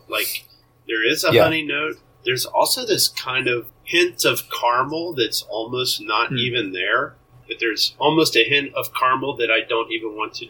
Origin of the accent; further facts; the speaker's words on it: United States; as an American